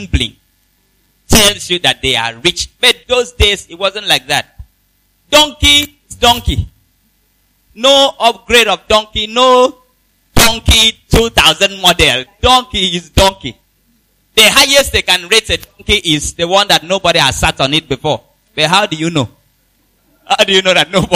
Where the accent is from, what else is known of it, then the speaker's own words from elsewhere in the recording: Nigeria; I come from Nigeria. That's my country